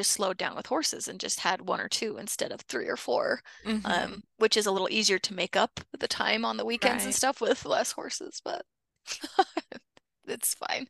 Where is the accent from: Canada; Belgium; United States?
United States; Orem, Utah; Yeah, because I grew up in Orem, up in Utah County